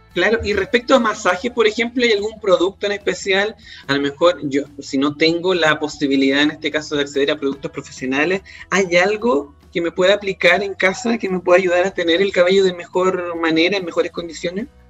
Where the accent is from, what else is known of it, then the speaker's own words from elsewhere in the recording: Chile; los chilenos, las chilenas